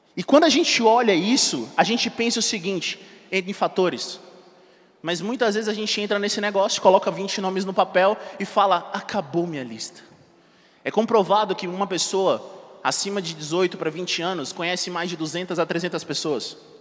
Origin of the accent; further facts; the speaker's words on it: Brasília, Federal District, Brazil; Eu sou nascido e criado em Brasília